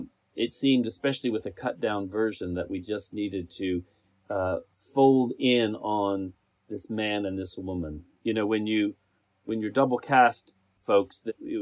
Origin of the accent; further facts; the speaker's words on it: West Virginia, United States; I grew up in West Virginia, which some would say is not the South. Some would say it is. The mentality certainly was.